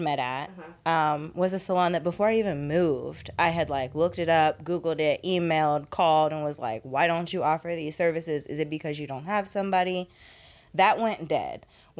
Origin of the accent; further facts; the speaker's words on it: Ohio, United States; moved away as an adult; now in New Orleans, United States; I am originally from Ohio, and I started there with a cosmetology license something like 14 years ago